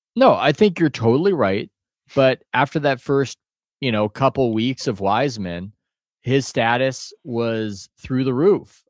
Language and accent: English; United States; I'm American